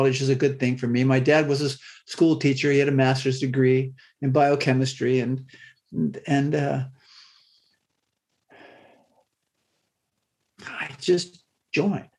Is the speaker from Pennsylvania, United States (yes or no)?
yes; Waterford, Pennsylvania, United States; I grew up in Northwest Pennsylvania in a small rural farming community, a town named Waterford. It's just south of Erie, Pennsylvania